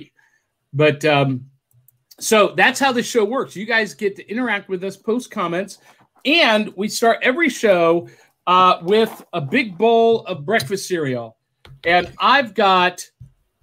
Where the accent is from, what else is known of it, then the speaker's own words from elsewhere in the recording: Akron, Ohio, United States; also born or lived in Middle Tennessee; now in Tennessee, United States; I'm from Akron